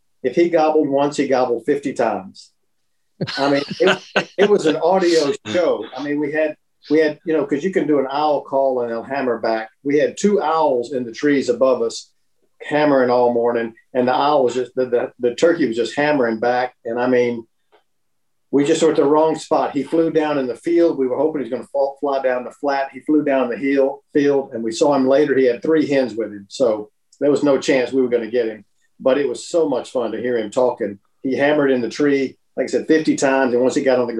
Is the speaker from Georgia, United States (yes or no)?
yes; Augusta, Georgia, United States; I grew up in Augusta, so I mean, growing up in Augusta, Georgia, with the tournament there